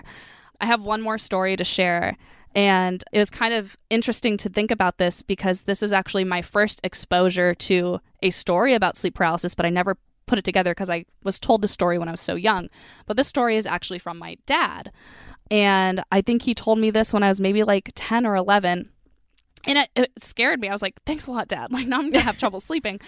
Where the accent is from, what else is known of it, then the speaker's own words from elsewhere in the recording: United States; also born or lived in San Diego; growing up in the States